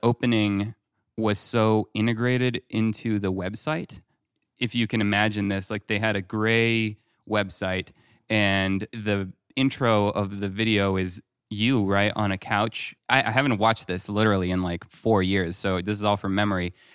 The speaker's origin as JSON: {"language": "English", "country": "France", "tie": "born or raised there", "moved": "yes", "said": "growing up in France"}